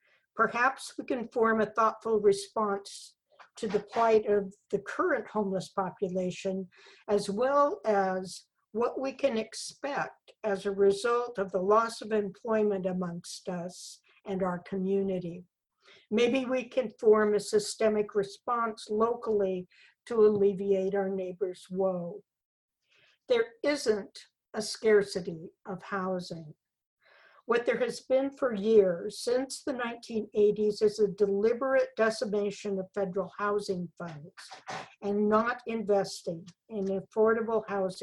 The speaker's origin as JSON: {"language": "English", "town": "Farmersville", "region": "California", "country": "United States", "tie": "born there", "said": "I was born in Linnell Labor Camp in Farmersville, California, to family that was some of the last of the Dust Bowl Okies."}